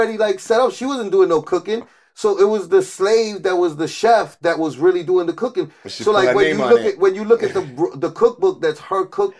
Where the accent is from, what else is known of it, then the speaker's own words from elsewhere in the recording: New York City, New York, United States; growing up in New York City, I've seen like a lot of like Puerto Ricans that are like they look at like Spain like they're like we have something to do with them. And I'm very much so like I feel no kinship to Spain.